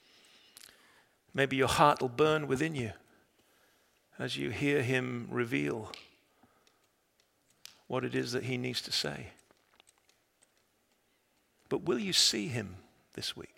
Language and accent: English; England, United Kingdom; I'm an Englishman